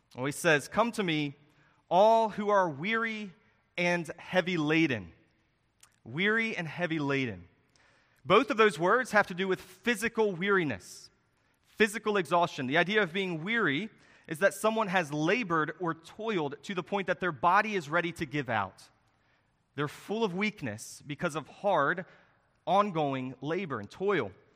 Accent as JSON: {"language": "English", "town": "Harrisonburg", "region": "Virginia", "country": "United States", "tie": "born or raised there", "said": "the church that I grew up in in Harrisonburg, Virginia"}